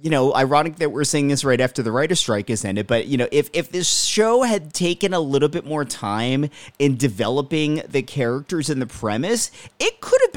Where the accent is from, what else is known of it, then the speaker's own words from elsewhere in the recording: United States; I grew up near the Philadelphia market.